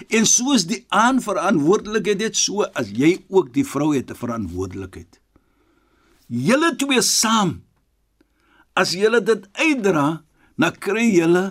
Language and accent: Afrikaans; Western Cape, South Africa; Ons is van die Kaap